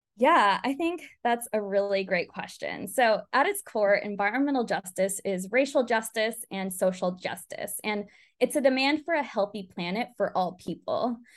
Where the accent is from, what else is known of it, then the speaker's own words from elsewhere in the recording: California Central Valley, United States; Growing up in California Central Valley